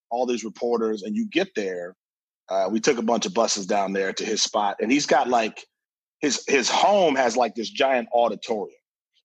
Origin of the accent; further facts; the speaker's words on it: Milwaukee, Wisconsin, United States; moved away as an adult; now in Minneapolis, United States; being born and raised in like Milwaukee, Wisconsin